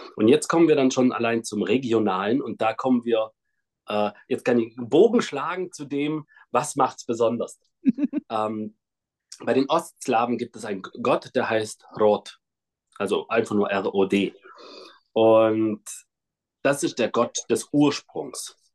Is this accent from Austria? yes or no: no; Kazakhstan; moved away; geboren bin ich in Kasachstan in einem kleinen Dorf